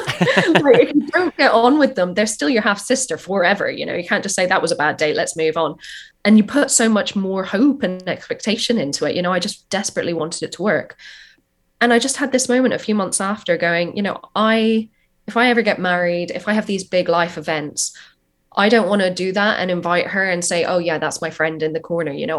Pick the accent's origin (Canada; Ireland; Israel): Ireland; moved away as an adult; also born or lived in New York, United States; now in London, United Kingdom; born in London, but I grew up in Ireland